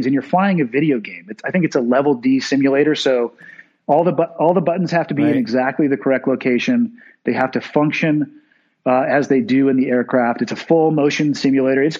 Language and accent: English; Santa Cruz, California, United States; the town that I was born and raised in Santa Cruz